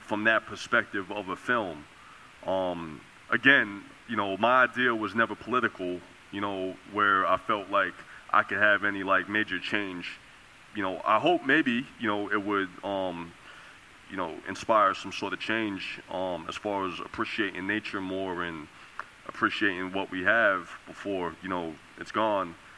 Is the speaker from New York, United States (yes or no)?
yes; New York, United States; growing up in New York